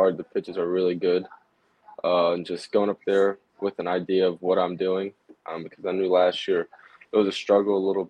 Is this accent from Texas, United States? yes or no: yes; Houston, Texas, United States; I grew up outside of Houston in high school